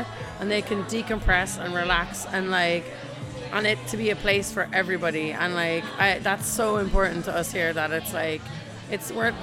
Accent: Ireland; now in San Francisco, United States; I'm Irish

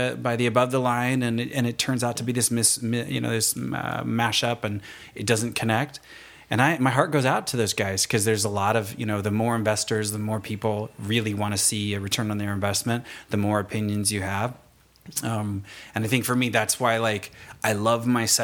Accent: Fontana, California, United States; I'm from Fontana, California.

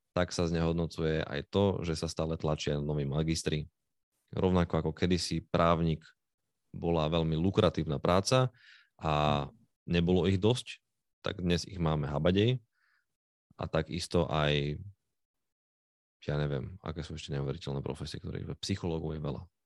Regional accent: Slovakia

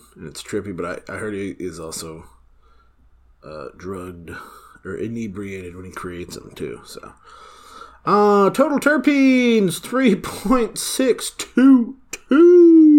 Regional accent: Minnesota, United States; I'm from Minnesota

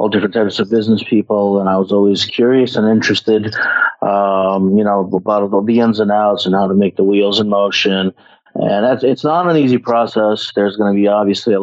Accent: Ukraine; moved away; I am from Ukraine, and I come from a family of business

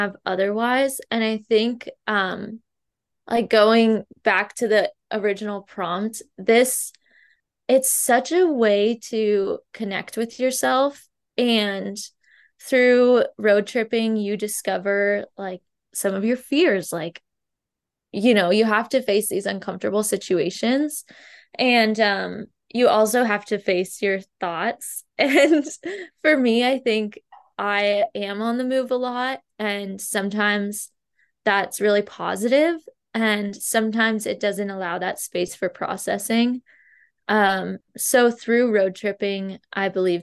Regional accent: Midwest, United States; I grew up in the Midwest

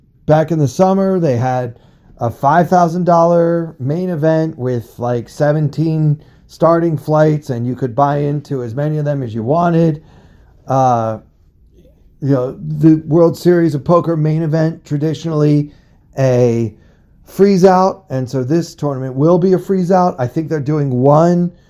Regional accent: Baltimore, Maryland, United States; I'm from Baltimore, okay? I grew up rooting for the Orioles.

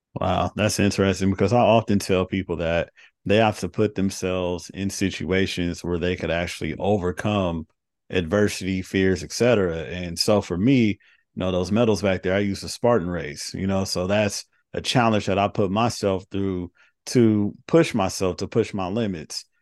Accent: Carson, California, United States; I grew up in the inner city in L A. So, I grew up in Carson and I'm with the school in South Central.

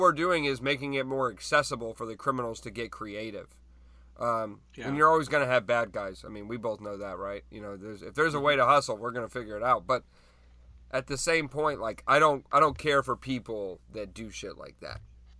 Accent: United States; I'm an American, obviously, you know, full-blooded here, born here

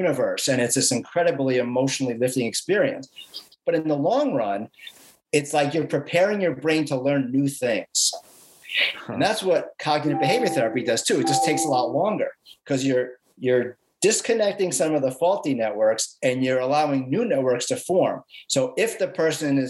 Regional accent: New York City, New York, United States; I grew up in the Bronx

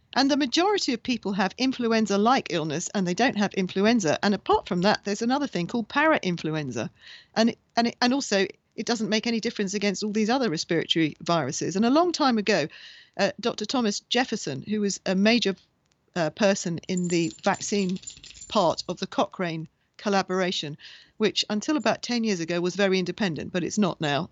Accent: Bahrain; I was born in Bahrain in the Middle East

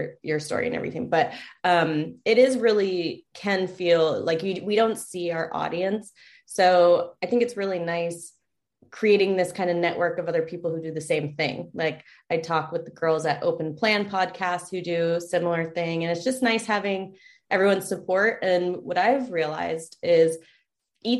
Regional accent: San Diego, California, United States; moved away as an adult; also born or lived in Chico; I'm from San Diego, but I went up to Chico State

